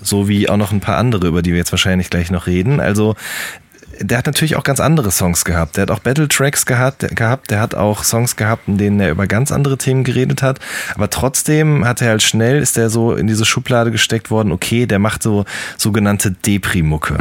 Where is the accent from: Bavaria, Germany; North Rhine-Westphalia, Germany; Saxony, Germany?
North Rhine-Westphalia, Germany; Ruhr area; Ich komme ja aus dem Pott, genau wie du auch.